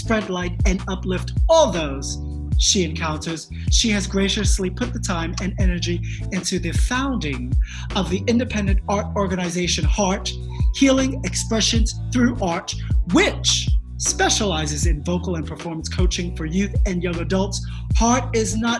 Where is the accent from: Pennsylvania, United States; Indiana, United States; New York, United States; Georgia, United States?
New York, United States; New York City; I too was raised out in Brooklyn a decade before you